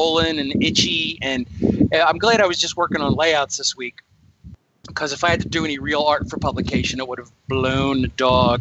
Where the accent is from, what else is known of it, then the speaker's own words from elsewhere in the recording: New Jersey, United States; now in Atlanta, United States; I'm originally from New Jersey